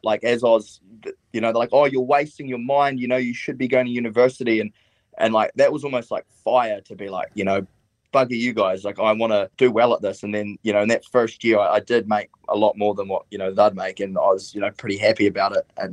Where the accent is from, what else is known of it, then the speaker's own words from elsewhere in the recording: Stewart Island, Southland, New Zealand; I grew up in Stewart Island, which is the southernmost island of New Zealand, well, southernmost inhabited island. I've lived there my whole life.